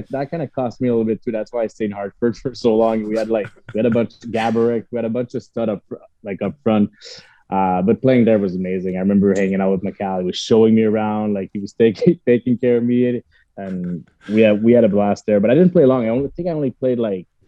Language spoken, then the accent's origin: English; Montreal, Quebec, Canada; playing my hometown for a full year